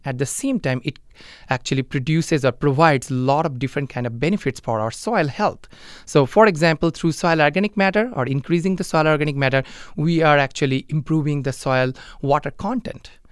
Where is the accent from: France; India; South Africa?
India; moved away as an adult; now in Mankato, United States; I am originally from India and I'm originally from a, a small village back in India.